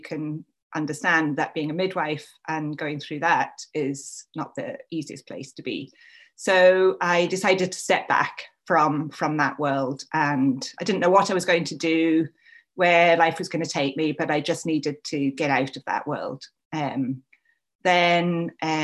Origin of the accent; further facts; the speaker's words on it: England, United Kingdom; moved away as an adult; also born or lived in Scotland; I am English.